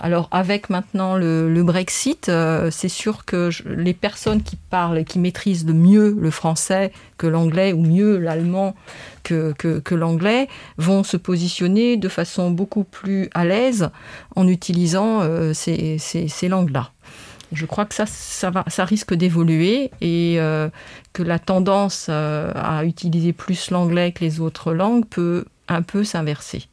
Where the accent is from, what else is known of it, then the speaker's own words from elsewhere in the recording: France; now in Luxembourg; je suis française